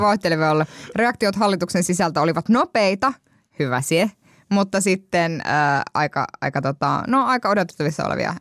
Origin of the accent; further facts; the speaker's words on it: Kuopio, North Savo, Finland; olen Kuopiosta kotoisin